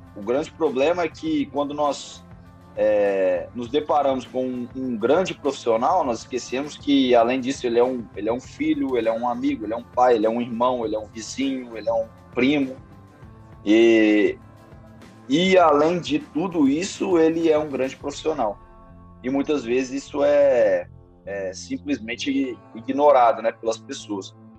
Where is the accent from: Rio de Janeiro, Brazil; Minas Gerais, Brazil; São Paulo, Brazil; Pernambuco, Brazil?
Minas Gerais, Brazil; Belo Horizonte; now in Ribeirão Preto, Brazil; Sou Belo Horizontino, é, nascido e criado em Belo Horizonte, Minas Gerais